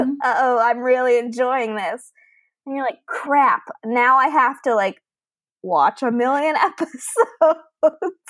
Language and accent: English; Fort Lauderdale, Florida, United States; also born or lived in a rural area; I grew up in Fort Lauderdale, Florida until the age of 13.